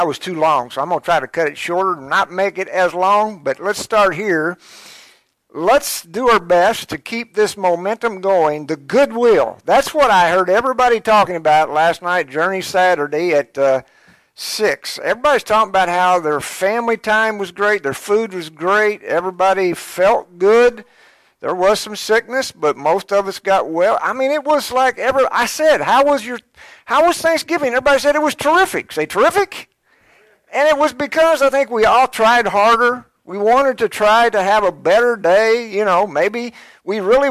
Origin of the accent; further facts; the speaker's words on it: Georgetown, Kentucky, United States; growing up in Georgetown, I was born in Georgetown, and I started out in Scott County